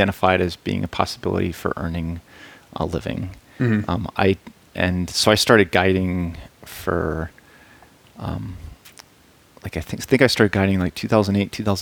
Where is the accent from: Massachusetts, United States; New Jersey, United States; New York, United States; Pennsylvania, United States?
Massachusetts, United States; moved away as an adult; also born or lived in North Carolina / Boulder; So yeah, I grew up in Massachusetts.